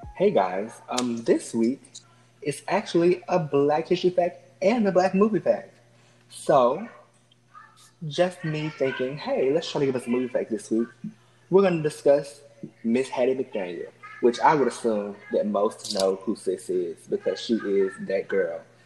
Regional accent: Alabama, United States; I'm from Alabama

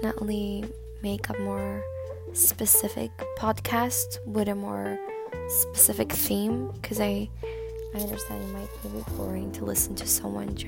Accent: Stockholm, Stockholm County, Sweden; English is a second language; I am a 20-year-old girl from Sweden, Stockholm

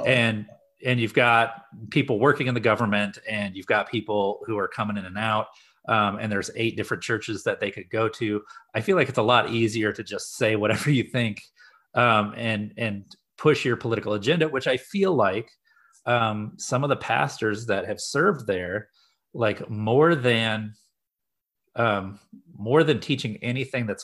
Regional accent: Midwest, United States; I grew up in the Midwest, so like there's I, I had some kind of things that I was like, okay, I've learned I know a little bit about rural areas and a little bit about rural ministry.

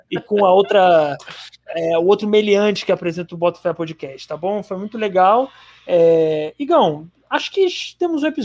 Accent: Ceará, Brazil; Fui eu que mandei o meteoro, eu sou cearense, haha, foda

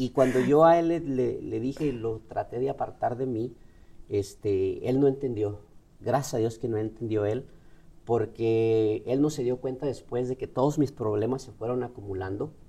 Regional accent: Ciudad Juárez, Chihuahua, Mexico; also born or lived in Durango; a los ocho años de edad mi madre nos llevó para Ciudad Juárez, Chihuahua. Así que me crié en Ciudad Juárez, Chihuahua desde los 8 años hasta los 16 años.

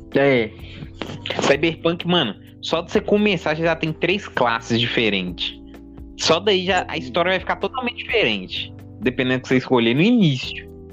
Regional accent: Brazil; a gente é brasileiro

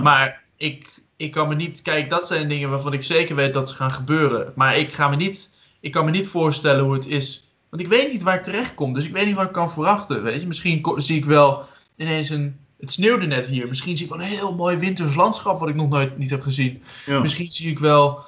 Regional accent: Netherlands; Wij als Nederlanders

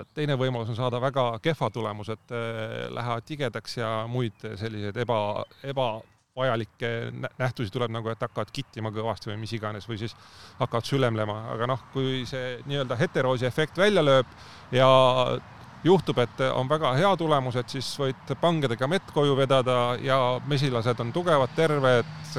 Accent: Põlva, Põlva County, Estonia; moved away as an adult; now in Tallinn, Estonia; Tallinnasse ma sattusin alles kaks tuhat neli aasta, et enne seda ma olen Põlva, Põlvas olnud kogu elu. et ma tulin ülikooli Tallinnasse

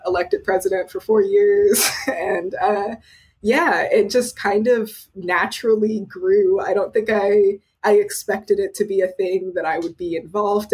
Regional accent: Austin, Texas, United States; I'm from Austin, Texas

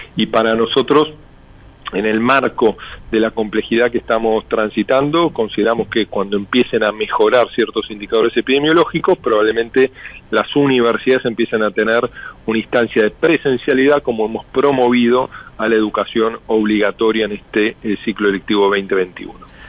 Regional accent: Argentina

